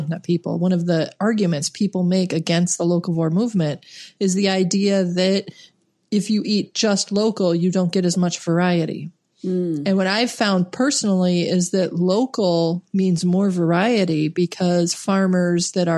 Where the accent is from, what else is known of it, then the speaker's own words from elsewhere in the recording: Midwest, United States; moved away; where I grew up in the Midwest